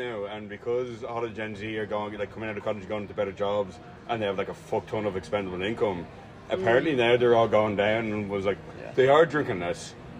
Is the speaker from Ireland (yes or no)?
yes; Ireland; moved away as an adult; also born or lived in United States; I grew up in Ireland and everything.